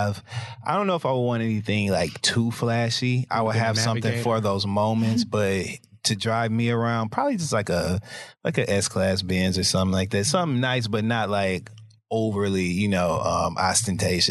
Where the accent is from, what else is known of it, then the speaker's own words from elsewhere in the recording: Midwest, United States; I'm from the Midwest